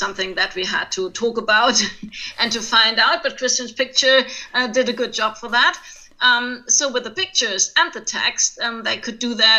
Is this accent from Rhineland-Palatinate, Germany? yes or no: yes; Mayen, Rhineland-Palatinate, Germany; English is a second language; moved away as an adult; also born or lived in Trier; now in Kaiserslautern, Germany; originally, I'm from Mayen, a little town near Koblenz.